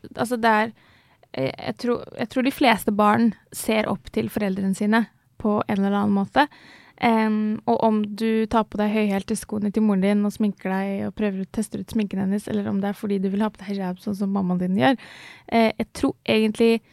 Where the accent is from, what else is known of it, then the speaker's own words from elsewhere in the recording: Ski, Akershus, Norway; jeg vokste opp eh, utenfor Oslo, i, eh, i, Ski.